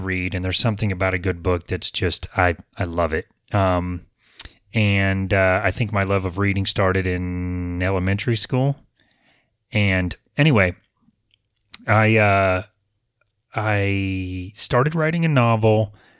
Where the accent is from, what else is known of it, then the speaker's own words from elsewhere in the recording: Apopka, Florida, United States; But I was born in Apopka in 1971. I have been here for most of my life.